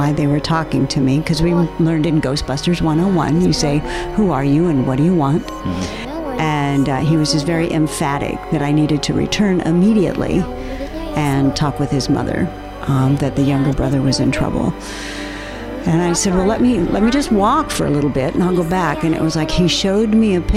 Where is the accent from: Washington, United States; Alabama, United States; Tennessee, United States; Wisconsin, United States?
Washington, United States; born or raised there; moved away as an adult; also born or lived in Arizona